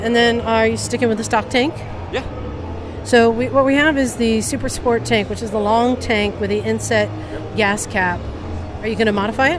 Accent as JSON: {"language": "English", "town": "Oakland", "region": "California", "country": "United States", "tie": "born or raised there", "said": "I grew up in Oakland"}